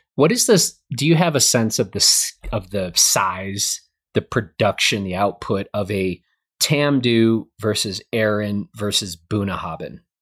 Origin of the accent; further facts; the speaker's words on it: United States; I'm an American